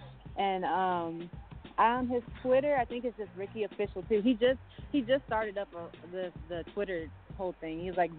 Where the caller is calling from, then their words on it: Stone Mountain, Georgia, United States; Stone Mountain, Georgia.